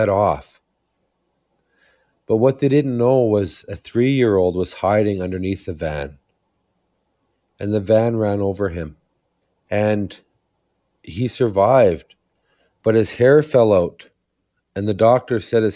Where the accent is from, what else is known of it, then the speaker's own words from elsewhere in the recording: Serpent River First Nation, Ontario, Canada; I'm from Serpent River First Nation.